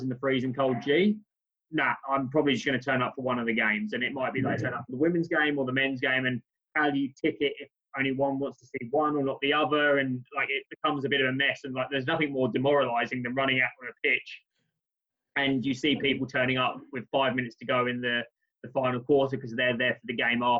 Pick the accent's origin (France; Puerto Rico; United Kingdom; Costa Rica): United Kingdom; now in Australia; as a Brit coming to Australia